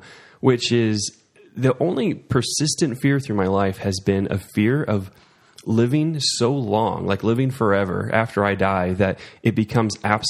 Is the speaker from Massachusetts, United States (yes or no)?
no; Missouri, United States; born or raised there